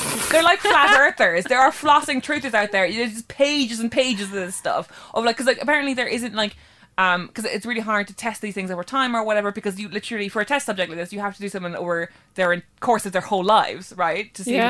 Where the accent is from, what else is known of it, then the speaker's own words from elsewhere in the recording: Ireland; speaking as an Irish person